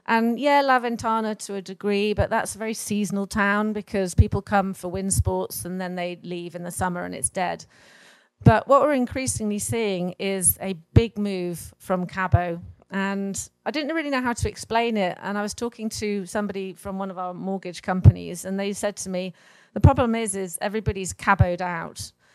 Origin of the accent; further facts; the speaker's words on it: London, United Kingdom; moved away as an adult; now in Los Barriles, Mexico; I came from London, and it's like a mini London, and just really wanted some space.